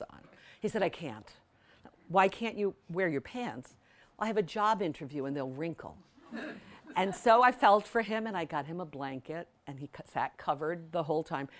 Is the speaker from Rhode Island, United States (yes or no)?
yes; West Warwick, Rhode Island, United States; I grew up in West Warwick.